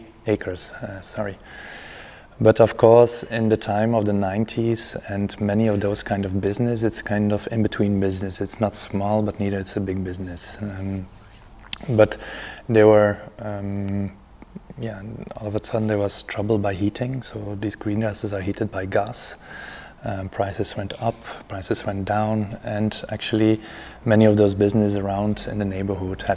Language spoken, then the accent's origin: English; Ghent, Flanders, Belgium; I'm an architect from Ghent.